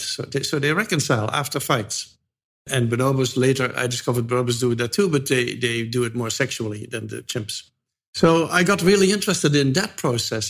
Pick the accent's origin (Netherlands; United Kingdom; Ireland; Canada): Netherlands; moved away as an adult; now in United States; I'm from the Netherlands